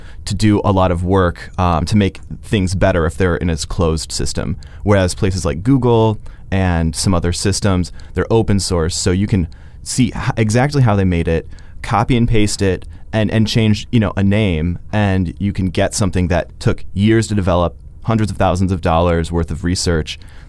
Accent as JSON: {"language": "English", "town": "Chicago", "region": "Illinois", "country": "United States", "lives_now": "Edmonton, Canada", "said": "You know, I'm here from the Chicago area"}